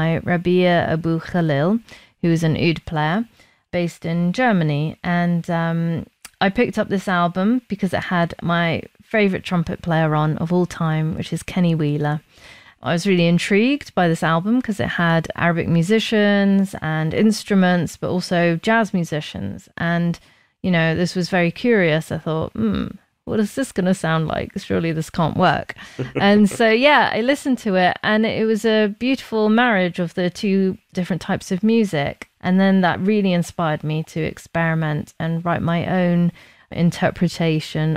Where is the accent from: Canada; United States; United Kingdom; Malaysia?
United Kingdom; London; also born or lived in Bahrain; when we moved to England, well, we moved to London, South London, when I was, 9